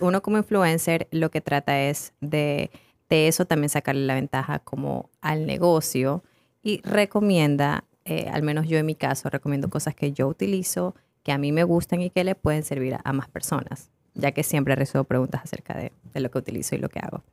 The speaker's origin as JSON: {"language": "Spanish", "country": "Ecuador", "said": "yo soy ecuatoriana, tengo 27 años"}